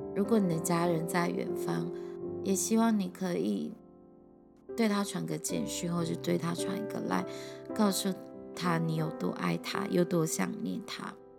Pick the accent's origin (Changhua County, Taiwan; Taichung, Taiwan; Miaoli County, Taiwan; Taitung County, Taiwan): Taitung County, Taiwan; 我是台东人，也是原住民